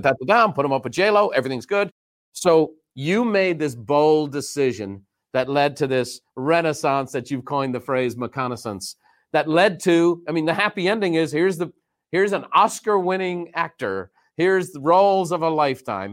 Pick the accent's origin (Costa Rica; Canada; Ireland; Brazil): Ireland; now in United States; I grew up very fortunate in Ireland